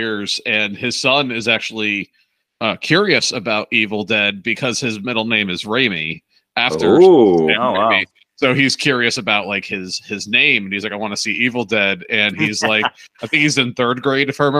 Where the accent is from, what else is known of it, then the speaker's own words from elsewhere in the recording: New Jersey, United States; I grew up in New Jersey in the next town over from where the first Friday the 13th was shot